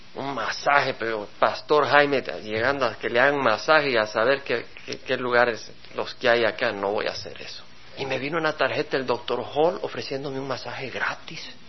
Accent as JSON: {"language": "Spanish", "country": "El Salvador", "said": "como salvadoreño, porque vengo del Salvador"}